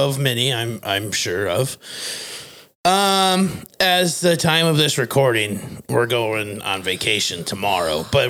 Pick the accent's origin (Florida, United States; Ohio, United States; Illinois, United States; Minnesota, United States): Minnesota, United States; Fairmont; The Visual Identity Vault is a full-service decorated apparel and marketing business located in my hometown of Fairmont, Minnesota.